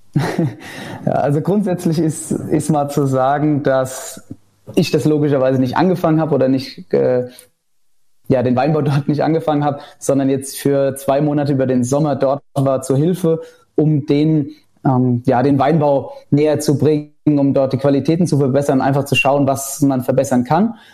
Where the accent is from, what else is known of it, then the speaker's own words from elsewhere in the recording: Rhineland-Palatinate, Germany; also born or lived in Bechtheim; bei uns in Rheinland-Pfalz